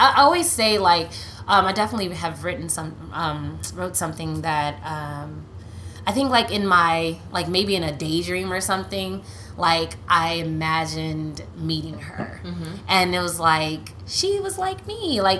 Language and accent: English; Nigeria; Well, they're I'm Nigerian.